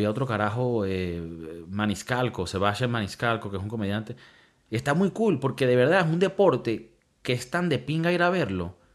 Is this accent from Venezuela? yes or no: yes; Venezuela; crecí con, en Venezuela